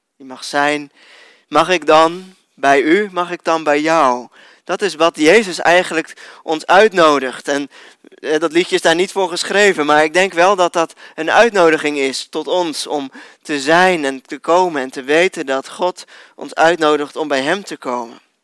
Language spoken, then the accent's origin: Dutch; Netherlands; als Nederlanders